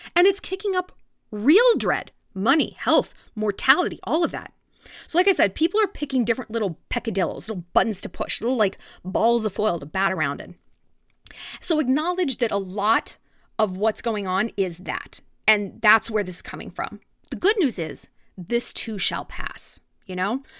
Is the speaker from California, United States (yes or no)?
yes; California, United States; now in New York, United States; growing up in California